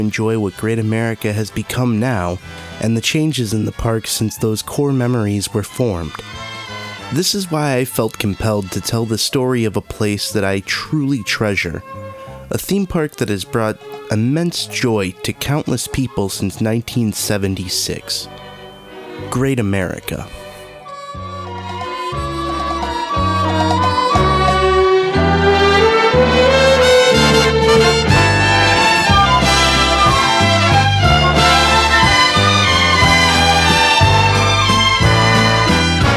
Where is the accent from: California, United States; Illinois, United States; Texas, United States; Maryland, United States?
Illinois, United States; Chicago suburbs; since I was a nerdy teenager growing up in the Chicago suburbs